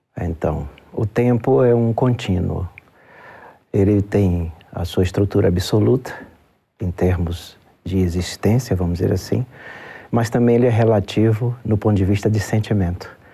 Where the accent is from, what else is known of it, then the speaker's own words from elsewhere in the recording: Brazil; Como brasileiro